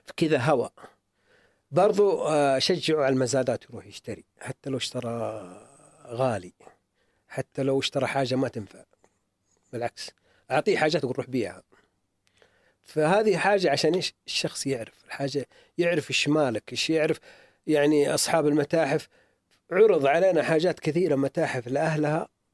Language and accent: Arabic; Taif, Makkah Province, Saudi Arabia; إحنا كنا وإحنا صغار في المدارس، نمر من منطقة عندنا هنا اسمها شهار، وأنت رايح الردف